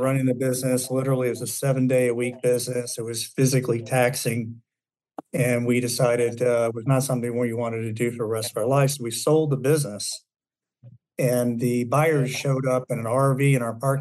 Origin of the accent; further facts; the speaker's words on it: Raleigh, North Carolina, United States; moved away as an adult; now in Florida, United States; I grew up in North Carolina. But at that time, where I grew up in Raleigh, it was still a very small town